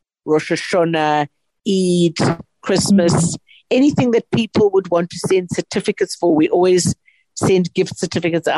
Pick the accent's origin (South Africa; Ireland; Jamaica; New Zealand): South Africa; our country has endured so much over so long, and we are resilient